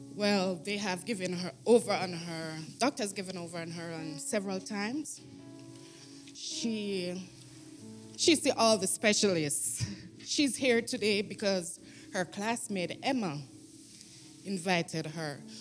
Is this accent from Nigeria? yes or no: no; Jamaica; moved away; I'm from Jamaica